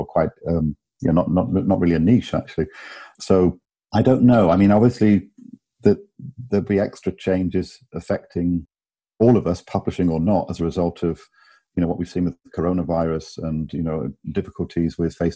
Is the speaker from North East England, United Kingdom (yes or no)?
no; Bath, South West England, United Kingdom; moved away as an adult; also born or lived in Cambridge / London; now in Germany; I grew up in England, in Bath, in the southwest.